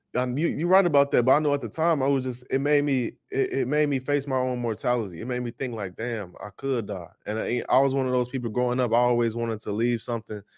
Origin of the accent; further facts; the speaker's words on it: Chicago, Illinois, United States; I'm from Chicago, Illinois, born and raised